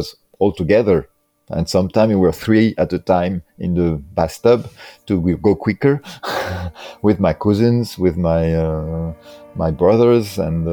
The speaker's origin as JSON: {"language": "English", "country": "France", "tie": "born or raised there", "also_born_or_lived": "Paris", "second_language": "English", "moved": "as an adult", "lives_now": "Brussels, Belgium", "said": "I grew up in France, and it was also in the 70s"}